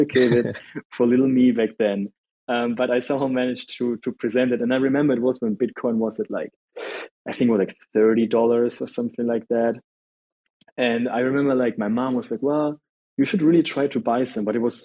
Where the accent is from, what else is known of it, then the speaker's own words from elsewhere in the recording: Germany; I'm from Germany